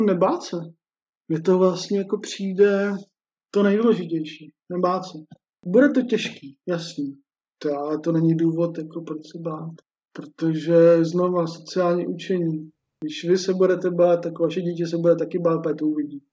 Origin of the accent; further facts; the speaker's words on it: Czechia; my Češi